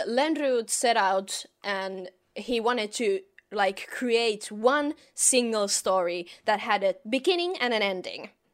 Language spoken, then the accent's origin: English; Finland; I am from Finland, from the northern parts of the world